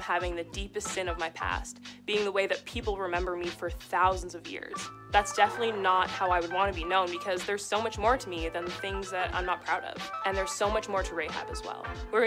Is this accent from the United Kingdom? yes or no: no; Red Deer, Alberta, Canada; now in Edmonton, Canada; I'm the girl from Red Deer